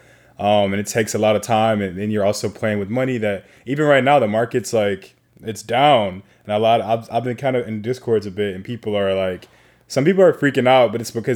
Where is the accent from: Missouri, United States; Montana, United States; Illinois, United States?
Illinois, United States; Chicago; now in Los Angeles, United States; I'm from Chicago